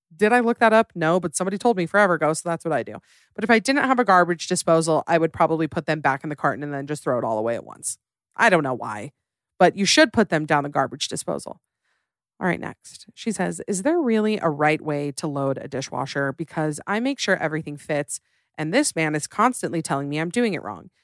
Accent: United States; I am tragically American.

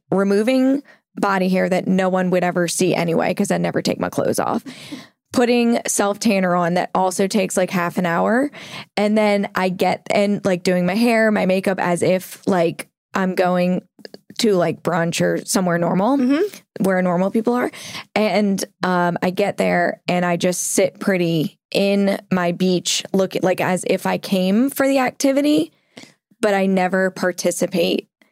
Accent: New Orleans, Louisiana, United States; we grew up in New Orleans

